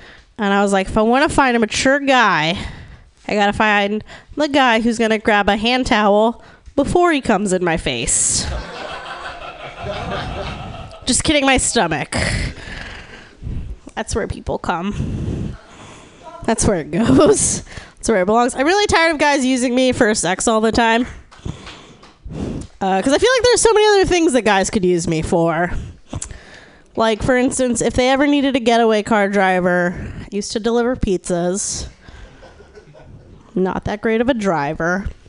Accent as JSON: {"language": "English", "town": "Austin", "region": "Texas", "country": "United States", "said": "I'm from Austin, Texas."}